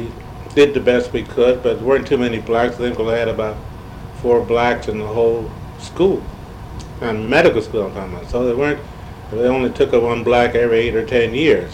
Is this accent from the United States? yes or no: yes; Detroit, Michigan, United States; moved away as an adult; also born or lived in Windsor, Canada; now in St. Louis, United States; we moved from Windsor to Detroit, in about 1919. I was about 6 years of age. So there we came up through the city system